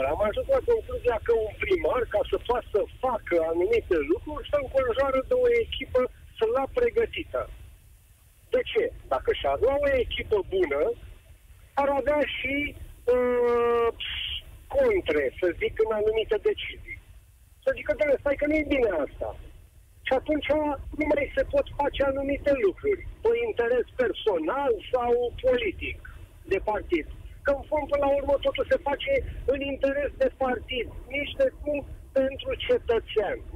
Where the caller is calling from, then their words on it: Balotești, Ilfov, Romania; Momentan sunt în trafic din Balotești.